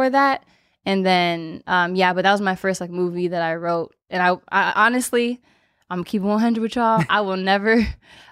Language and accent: English; Los Angeles, California, United States; LA born and raised.